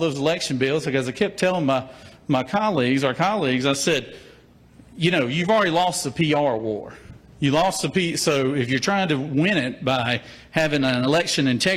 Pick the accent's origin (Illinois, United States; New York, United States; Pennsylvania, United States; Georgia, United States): Georgia, United States; Jackson; I'm from Jackson, Georgia. I represent 9 counties in middle Georgia, ranging from my hometown of Jackson